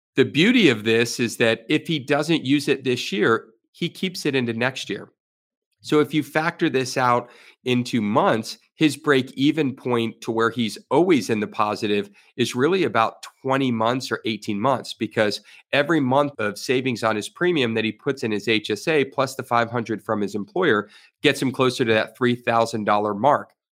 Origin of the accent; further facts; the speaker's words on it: Florida, United States; I was born and raised here in Florida